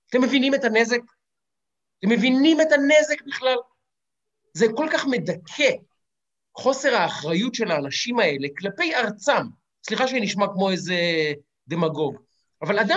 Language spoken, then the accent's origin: Hebrew; Ramat Gan, Tel Aviv District, Israel; אני גדלתי ברמת גן בסבנטיז, הספרנים אצלנו ענבו עניבות.